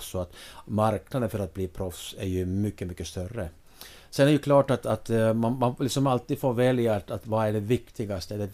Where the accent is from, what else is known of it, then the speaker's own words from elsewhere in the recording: Finland; now in Sweden; när jag, när jag kom över från, från Finland då, mitten på 80-talet.